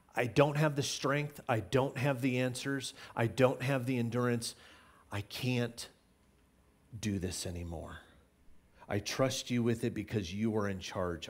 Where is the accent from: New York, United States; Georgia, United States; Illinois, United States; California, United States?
Illinois, United States; Growing up in Illinois, we had tornado drills all the time